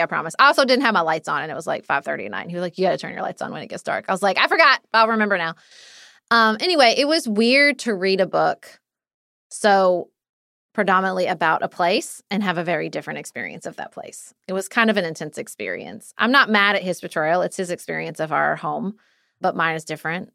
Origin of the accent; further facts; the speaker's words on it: Paducah, Kentucky, United States; my hometown of Paducah, Kentucky